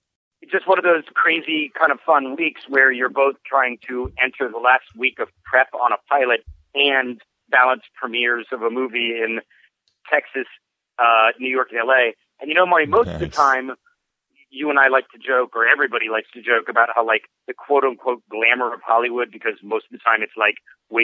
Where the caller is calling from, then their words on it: British Columbia, Canada; I'm calling from British Columbia.